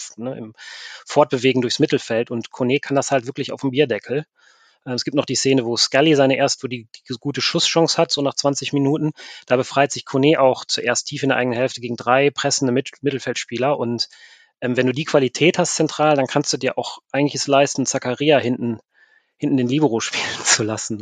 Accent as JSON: {"language": "German", "town": "Mönchengladbach", "region": "North Rhine-Westphalia", "country": "Germany", "tie": "born or raised there", "also_born_or_lived": "Scotland", "moved": "as an adult", "lives_now": "Cambridge, United Kingdom", "said": "ich bin groß geworden in Mönchengladbach"}